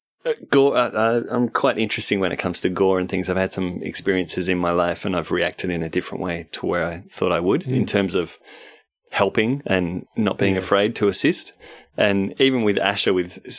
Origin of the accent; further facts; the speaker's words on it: Perth, Western Australia, Australia; moved away; I'm from Perth originally